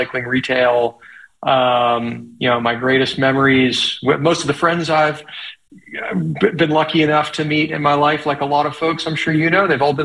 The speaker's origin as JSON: {"language": "English", "town": "Little Rock", "region": "Arkansas", "country": "United States", "tie": "born or raised there", "also_born_or_lived": "Colorado", "said": "I split time between my hometown of Little Rock and Colorado"}